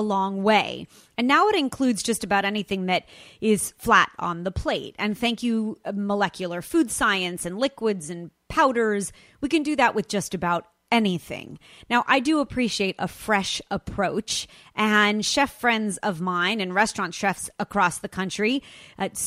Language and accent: English; Los Angeles, California, United States; my hometown, Los Angeles